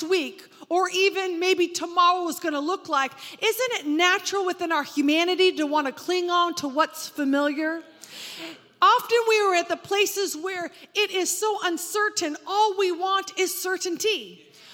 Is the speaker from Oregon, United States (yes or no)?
yes; Oregon, United States; I grew up in Oregon, and the fog there is incredibly dense